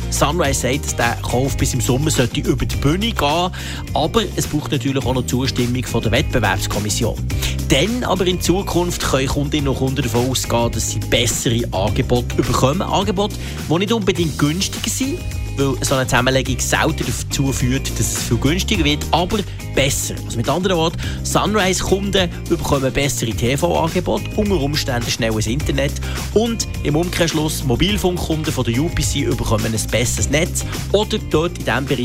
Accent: Zurich, Switzerland; Zum Glück bin ich in Zürich aufgewachsen und nichts zu tun mit Fasnacht.

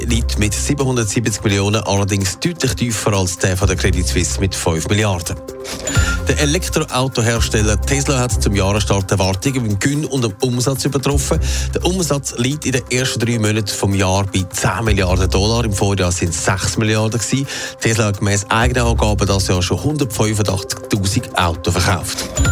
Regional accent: Switzerland; bei uns in der Schweiz

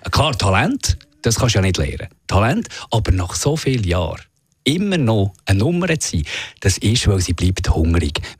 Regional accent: Bern, Switzerland; ich als Berner

